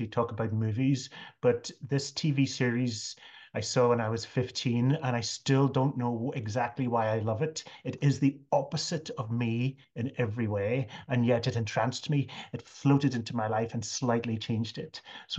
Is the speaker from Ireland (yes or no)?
yes; Ireland; It was about England, and of course, as an Irish person, I felt that we had been somewhat colonized by England.